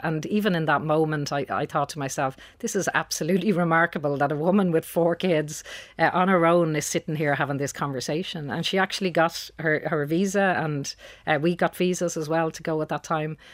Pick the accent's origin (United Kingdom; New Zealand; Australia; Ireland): Ireland; Dublin, Leinster; I'm from Dublin. Uh, I grew up in Beaumont.